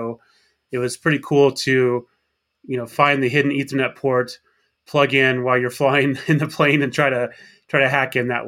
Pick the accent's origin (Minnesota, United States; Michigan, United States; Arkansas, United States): Arkansas, United States; I grew up in Arkansas. That's where I graduated high school.